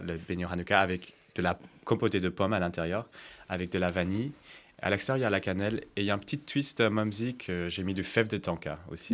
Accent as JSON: {"language": "French", "country": "United States", "tie": "born or raised there", "moved": "yes", "said": "pendant mon enfance, j'ai grandi aux États-Unis"}